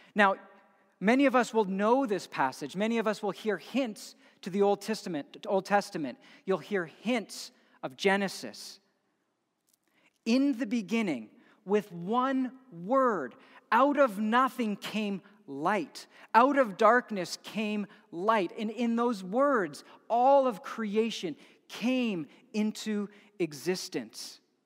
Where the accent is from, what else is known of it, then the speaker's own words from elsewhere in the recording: Edmonton, Alberta, Canada; growing up in Edmonton